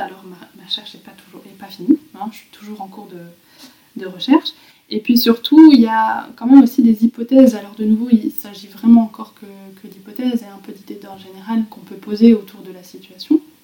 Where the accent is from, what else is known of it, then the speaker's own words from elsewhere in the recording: Belgium; J'ai grandi en Belgique, entre eux, la Flandre et la Wallonie.